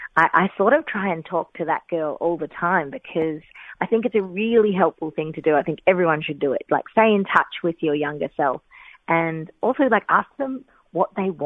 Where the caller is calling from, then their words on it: Melbourne, Victoria, Australia; I'm calling in from Melbourne